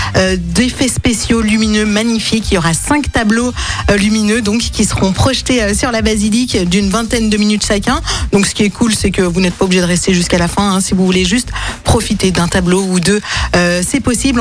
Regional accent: Lyon, Auvergne-Rhône-Alpes, France; On vient de Lyon

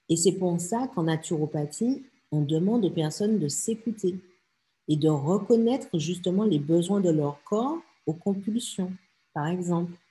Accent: French Antilles, France; la vie assez monde comme on dit chez nous aux Antilles, ben traduction, euh, ben ouais, la vie, elle n'est pas facile en fait.

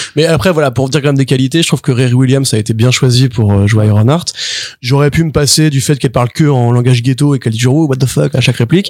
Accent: France; en tant que Français

